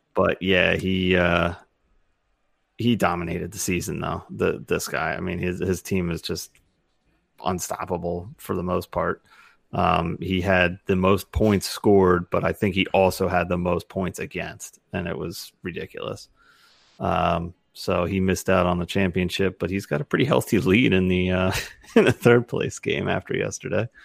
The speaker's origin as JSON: {"language": "English", "area": "Philadelphia area", "region": "Pennsylvania", "country": "United States", "tie": "born or raised there"}